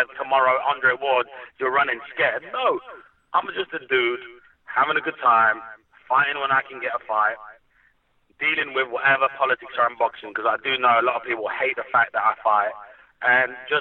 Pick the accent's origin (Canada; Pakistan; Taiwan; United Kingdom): United Kingdom; Hounslow, London; I grew up in Hounslow.